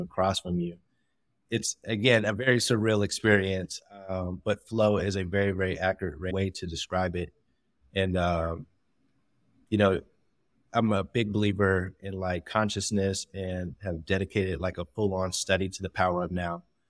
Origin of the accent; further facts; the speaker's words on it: Pittsburgh, Pennsylvania, United States; I'm originally from Pittsburgh, Pennsylvania